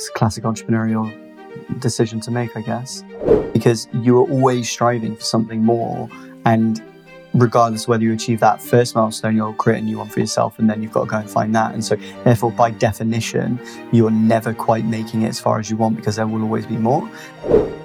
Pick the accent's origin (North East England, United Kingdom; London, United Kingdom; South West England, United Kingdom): South West England, United Kingdom; Bristol; also born or lived in South Gloucestershire; I'm from Bristol, born and raised, still live here